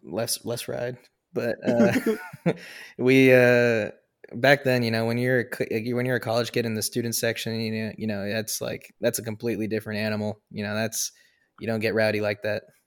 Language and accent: English; the Northwest, Pacific Northwest, United States; I'm from the Northwest, born and bred